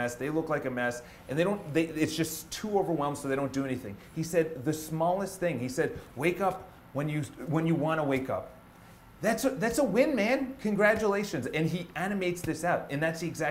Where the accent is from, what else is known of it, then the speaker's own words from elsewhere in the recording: Ireland; I'm Irish. It's in my family